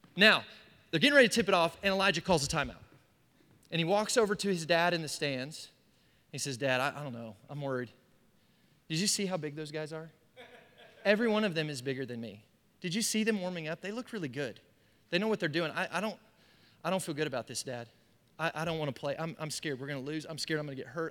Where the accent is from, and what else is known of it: United States